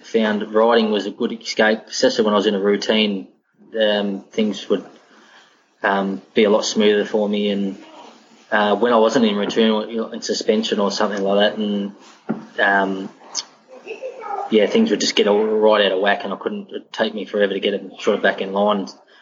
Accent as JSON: {"language": "English", "region": "Victoria", "country": "Australia", "tie": "born or raised there", "moved": "as an adult", "lives_now": "Queensland, Australia", "said": "It's a town about an hour from Geelong in the Western Districts."}